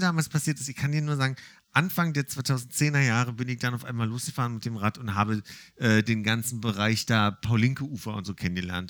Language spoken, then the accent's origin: German; Berlin, Germany; gebürtiger Berliner